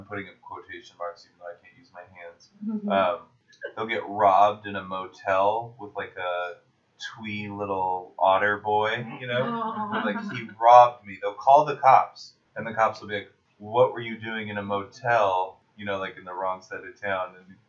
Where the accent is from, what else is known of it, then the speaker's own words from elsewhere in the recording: Seattle, Washington, United States; a 7-year-old white child from Seattle